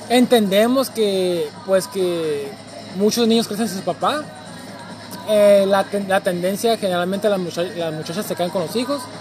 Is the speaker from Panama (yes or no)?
no; Mexico; única oportunidad de demostrar que somos mexicanos, pues es demostrando comiendo tostadas y sopes